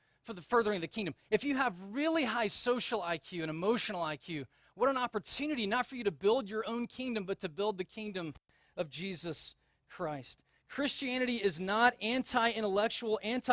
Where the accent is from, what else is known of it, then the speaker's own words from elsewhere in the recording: the South, United States; accent: Southern; moved away; when I moved out of the South, I quickly recognized that if you have a Southern accent, people don't take you seriously. And so I was kind of embarrassed about my Southern accent